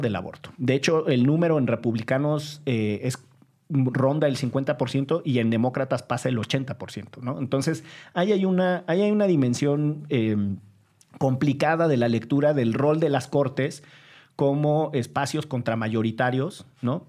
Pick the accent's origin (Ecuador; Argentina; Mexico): Mexico; Orizaba, Veracruz; moved away; Orizaba, Veracruz, de donde soy oriundo